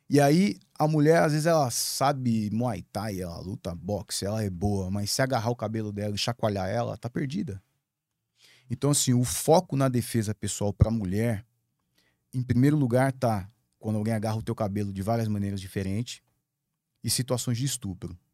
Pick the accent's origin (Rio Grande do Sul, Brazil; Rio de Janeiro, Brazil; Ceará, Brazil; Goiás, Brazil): Rio de Janeiro, Brazil; Eu, eu sou carioca, né? Eu não tenho, apesar de eu não ter sotaque, eu sou do Rio de Janeiro. Minha família toda é de lá.